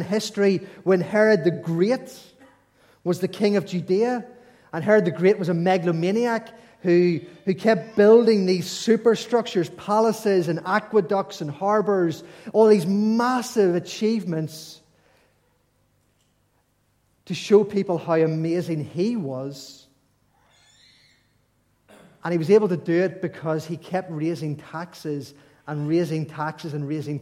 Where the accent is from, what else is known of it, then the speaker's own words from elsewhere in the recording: Ulster, Northern Ireland, United Kingdom; we're from Northern Ireland, Ulster